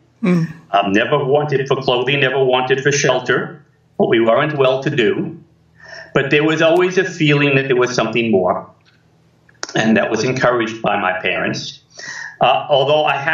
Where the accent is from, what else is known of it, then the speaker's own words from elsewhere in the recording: New York City, New York, United States; I grew up in New York City. I was born in the Bronx, grew up in Queens, went to school in Manhattan